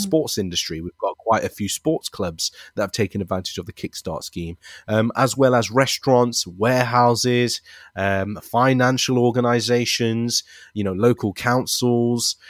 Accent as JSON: {"language": "English", "town": "Leicester", "region": "East Midlands", "country": "United Kingdom", "tie": "born or raised there", "said": "I'm also very proud to be a British Asian, born and raised in Leicester"}